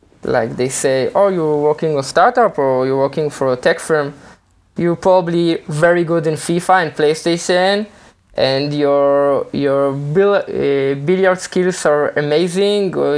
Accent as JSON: {"language": "English", "country": "Israel", "said": "I'm not from America, I'm from Israel."}